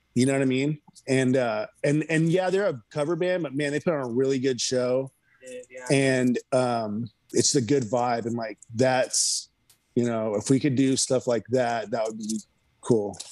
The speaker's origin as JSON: {"language": "English", "town": "Houston", "region": "Texas", "country": "United States", "tie": "born or raised there", "also_born_or_lived": "California", "moved": "yes", "lives_now": "Austin, United States", "said": "I grew up in Houston and then I moved to California. And then when I, I moved from California to here in like late 2017."}